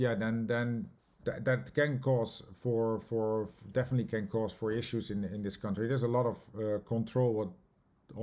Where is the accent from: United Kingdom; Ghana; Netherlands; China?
Netherlands; moved away as an adult; now in New York, United States; myself growing up in the Netherlands